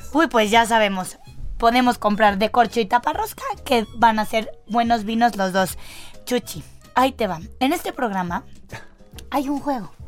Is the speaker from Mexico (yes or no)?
yes; Mexico; nosotros, como mexicanos